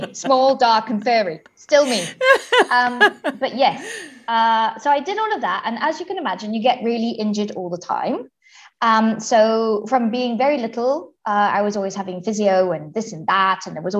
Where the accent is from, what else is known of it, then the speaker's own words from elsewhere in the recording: Zimbabwe; now in Switzerland; I am originally from Zimbabwe, which is right down at the bottom of Southern Africa. My parents are both British, but lived all around Africa whilst me and my brother were being born and growing up and stuff. And now I live in Switzerland